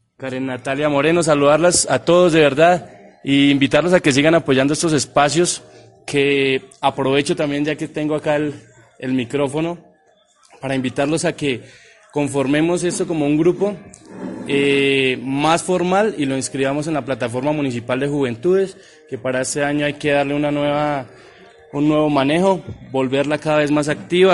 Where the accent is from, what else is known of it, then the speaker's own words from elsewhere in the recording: Boyacá, Colombia; la tierra de la Ruana, mi tierra